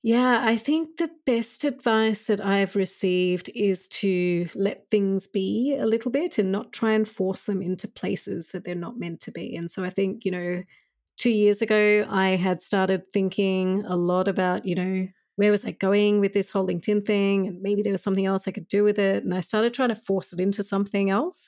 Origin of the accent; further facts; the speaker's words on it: Australia; when I was growing up as a child in Australia